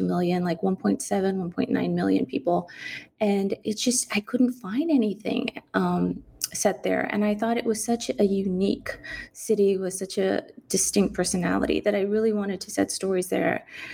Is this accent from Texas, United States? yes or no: yes; San Antonio, Texas, United States; moved away; Growing up in San Antonio